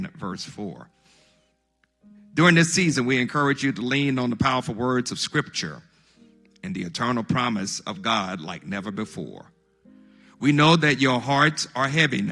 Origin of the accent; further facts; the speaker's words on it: Monticello, Mississippi, United States; my hometown of Monticello, Mississippi